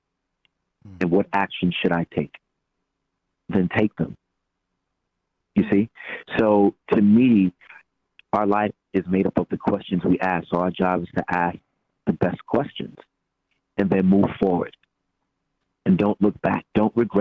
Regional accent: New York City, New York, United States; I am from New York, from the Bronx

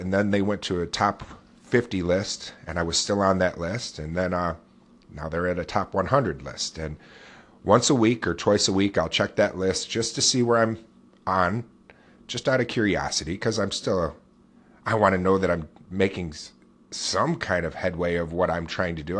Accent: upstate New York, United States; I'm born and raised right here in upstate New York

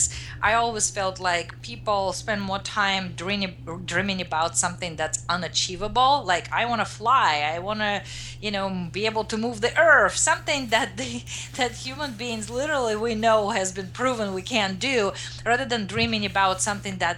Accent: Russia; now in United States; I grew up in Russia, now I'm in the US

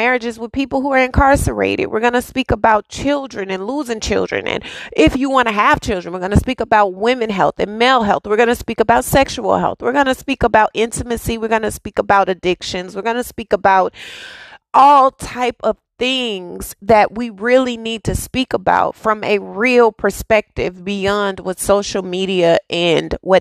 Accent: Dallas, Texas, United States; a girl who was born and raised in Oak Cliff

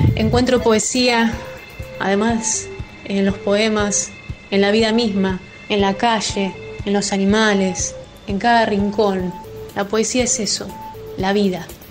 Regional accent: Chivilcoy, Buenos Aires Province, Argentina; soy de Chivilcoy, provincia de Buenos Aires

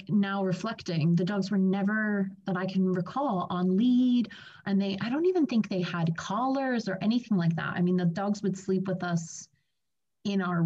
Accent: United States; now in United Kingdom; I'm from America and living in the UK

